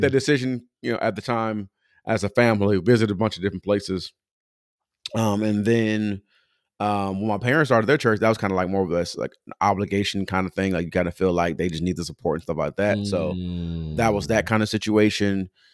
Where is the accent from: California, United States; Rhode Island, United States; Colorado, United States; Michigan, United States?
California, United States; Pomona; moved away as an adult; also born or lived in Moreno Valley, California; now in Atlanta, United States; I'm from Pomona, California. So I grew up in church called New Testament